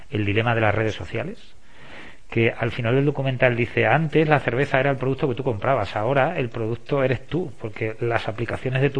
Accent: Castilla-La Mancha, Spain; digo, yo soy de la Mancha, de, Don Quijote de la Mancha, y todo el mundo sabe dónde está.

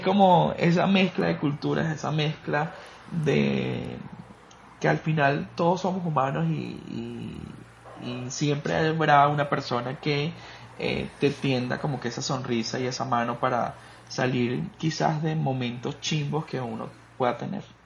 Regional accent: Caracas, Capital District, Venezuela; now in Costa Rica; yo vengo de Caracas

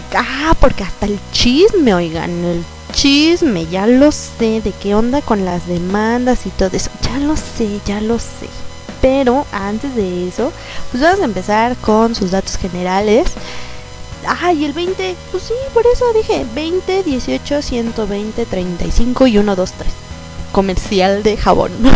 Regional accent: Mexico; como buena mexicana

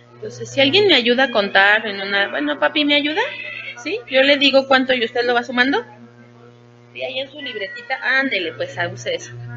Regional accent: Puebla, Mexico; now in Mexico City, Mexico; yo soy de Puebla

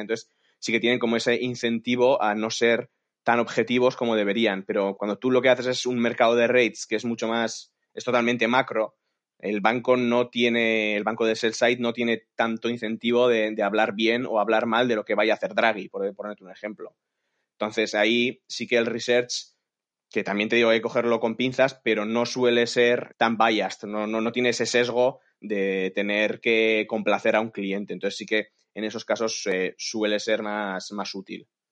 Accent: San Sebastián, Basque Country, Spain; moved away; yo soy de San Sebastián y yo quería volver a casa.

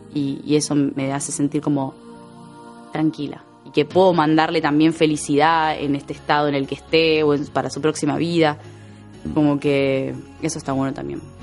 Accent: Argentina; amo mi país

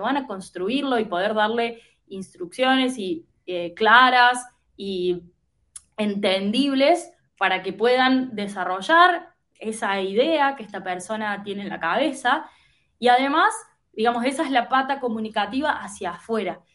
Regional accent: Córdoba, Argentina; moved away as an adult; also born or lived in United States; now in Buenos Aires, Argentina; soy argentina, nací en la provincia de Córdoba, o sea, en, una, en una ciudad que está en el interior del interior de Argentina.

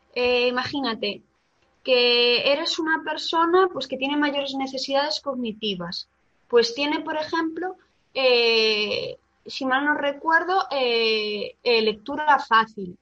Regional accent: Galicia, Spain; como buena gallega

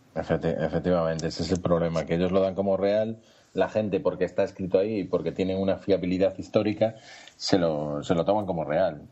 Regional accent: Galicia, Spain; somos gallegos

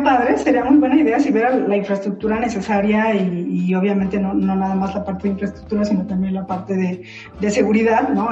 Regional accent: Tuxtla Gutiérrez, Chiapas, Mexico; also born or lived in Mexico City; Finalmente sé que no nací ahí, aunque yo digo que soy chiapaneca, pero, pero pues ahí viví mi infancia

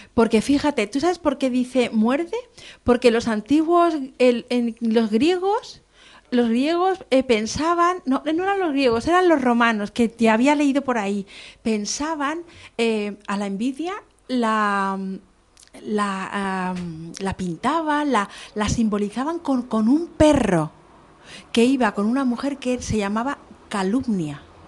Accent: Madrid, Community of Madrid, Spain; now in Canary Islands, Spain; yo soy madrileña

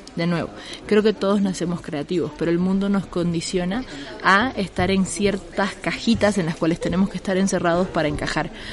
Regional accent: Bolivia; moved away as an adult; now in Mexico City, Mexico; Yo soy boliviana, llevo casi tres años viviendo acá

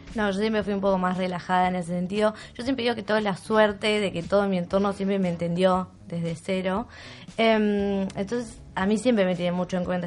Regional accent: Bariloche, Río Negro, Argentina; moved away as an adult; yo soy de Bariloche, yo estoy acá hace cinco años porque me vine a estudiar

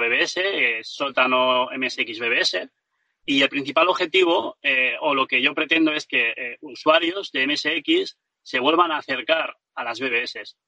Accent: Ibiza, Balearic Islands, Spain; Aquí en Ibiza, que es de donde yo soy

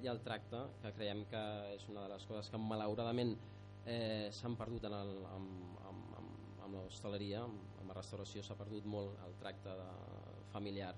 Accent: Barcelona, Catalonia, Spain; moved away as an adult; now in Maià de Montcal, Spain; de Barcelona eh, l'Anna i, i jo

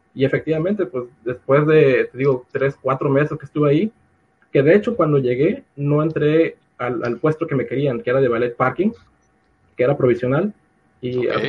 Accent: Acayucan, Veracruz, Mexico; moved away as an adult; campus allá en, Acayucan, de donde yo soy.

